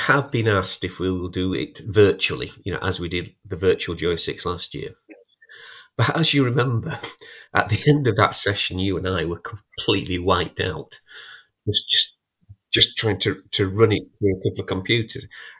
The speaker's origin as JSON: {"language": "English", "country": "United Kingdom", "said": "We know it's Scania because we're British."}